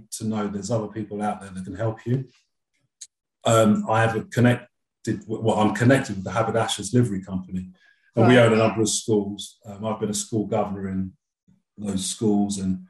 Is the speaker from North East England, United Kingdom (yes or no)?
no; London, United Kingdom; as a Londoner